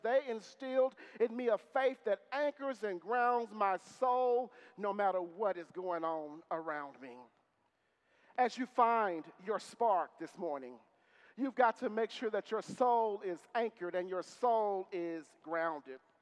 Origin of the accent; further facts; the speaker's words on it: Marshall, Texas, United States; my mother is a lifelong Methodist and lifelong member of the church I grew up in in Marshall, Texas